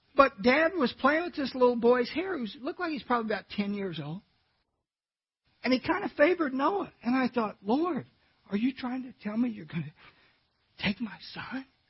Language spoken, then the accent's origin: English; California, United States; I was born in California